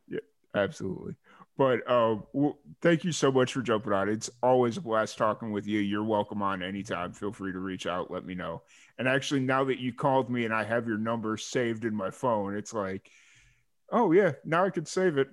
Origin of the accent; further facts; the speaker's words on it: Chicago, Illinois, United States; now in Texas, United States; from Chicago, but I just kind of live in Texas